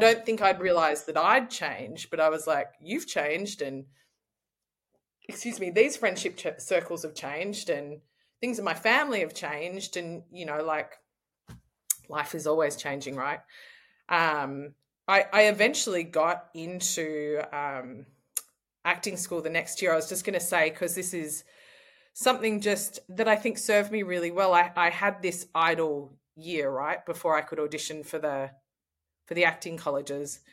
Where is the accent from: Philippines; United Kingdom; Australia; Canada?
Australia; I'm an Australian traveller.